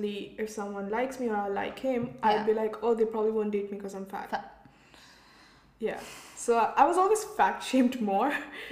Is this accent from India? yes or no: yes; Kerala, India; Even North Indians, a lot of times, they're like, oh, no, where are you from? And then I have to tell Kerala, they're like, oh, you don't look South Indian.